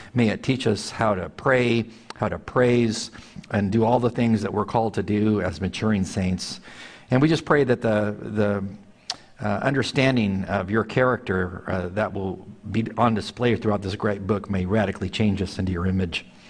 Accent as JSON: {"language": "English", "region": "California", "country": "United States", "moved": "yes", "said": "out in California, my home state"}